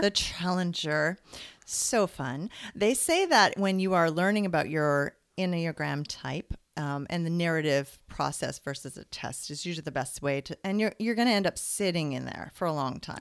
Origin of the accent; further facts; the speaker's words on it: British Columbia, Canada; moved away as an adult; now in Ontario, Canada; I'm originally from British Columbia